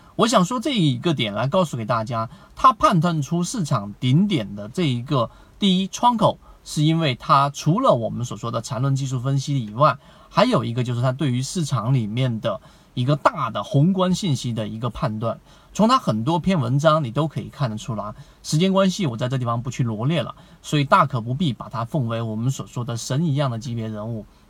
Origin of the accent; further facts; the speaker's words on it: China; 我们中国人